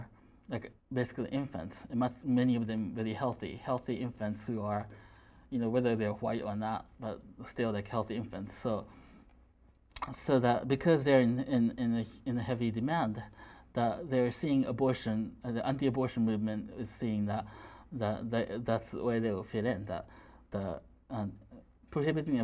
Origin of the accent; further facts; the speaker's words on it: Missouri, United States; I'm from Missouri